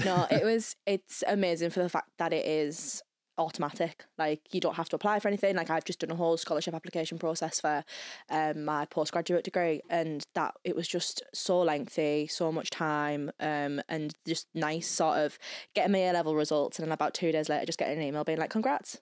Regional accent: England, United Kingdom; moved away as an adult; now in Belfast, United Kingdom; I'm a student from England, so a GB student

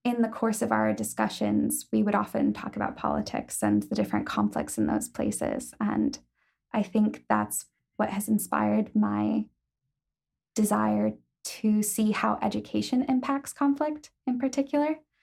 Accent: Ohio, United States; moved away as an adult; now in Belfast, United Kingdom; I'm from Ohio

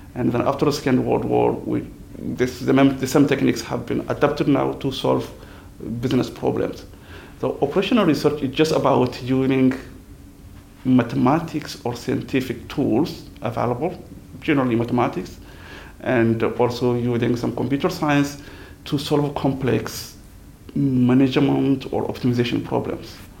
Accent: Niger; moved away as an adult; also born or lived in France; now in Belfast, United Kingdom; I am originally from Niger

